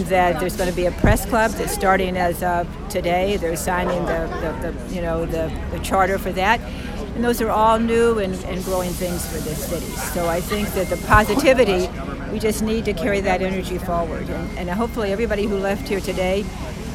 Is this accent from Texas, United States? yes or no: yes; Dallas, Texas, United States; now in Youngstown, United States; I grew up in Dallas, Texas, but I've lived here a good part of my life